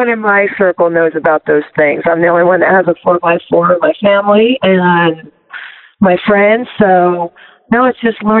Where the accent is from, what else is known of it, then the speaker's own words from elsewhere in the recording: Silicon Valley area, Northern California, United States; also born or lived in Long Beach, California; now in Big Bear, United States; Originally from Long Beach. That's where I was born, but I grew up in Northern California, Silicon Valley area, and I currently live in Big Bear, California.